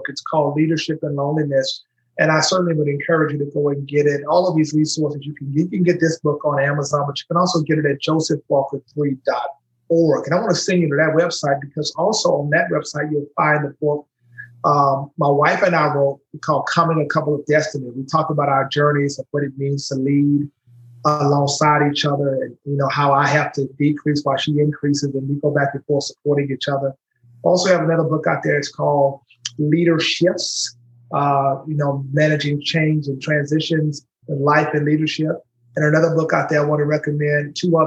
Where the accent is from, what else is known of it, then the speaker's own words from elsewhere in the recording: Shreveport, Louisiana, United States; moved away as an adult; now in Nashville, United States; I'm from Shreveport, Louisiana